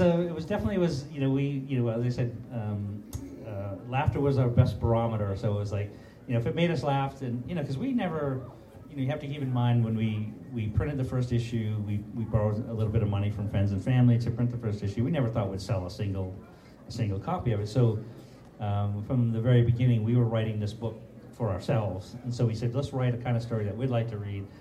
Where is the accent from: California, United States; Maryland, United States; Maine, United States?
Maine, United States; Portland; I grew up in Portland, Maine